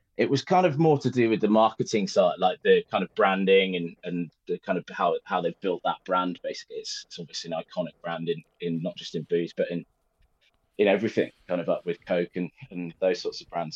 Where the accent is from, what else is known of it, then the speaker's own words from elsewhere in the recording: Birmingham, West Midlands, United Kingdom; I'm from Birmingham and, and went to school in Birmingham